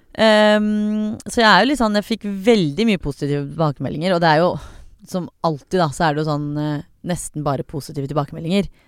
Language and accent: Norwegian; Iran; som iraner, da, så er det veldig vanlig sånn, sånn du skal bli lege, du skal bli kirurg